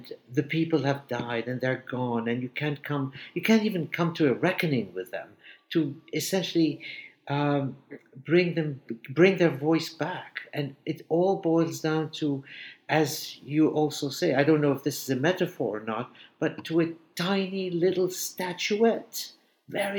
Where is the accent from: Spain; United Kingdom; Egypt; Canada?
Egypt; now in New York, United States; my past as a Jewish boy growing up in Egypt